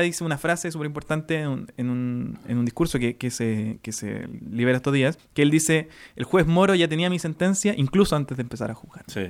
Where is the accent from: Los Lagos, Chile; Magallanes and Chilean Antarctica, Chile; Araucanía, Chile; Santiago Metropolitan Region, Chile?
Santiago Metropolitan Region, Chile; Renca; somos de Renca